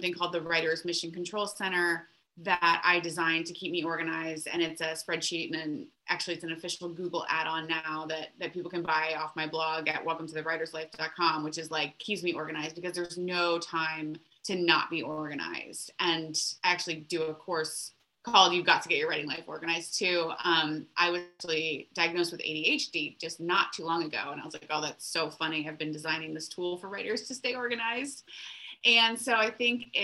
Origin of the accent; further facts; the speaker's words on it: Florida, United States; now in Seattle, United States; I'm originally from Florida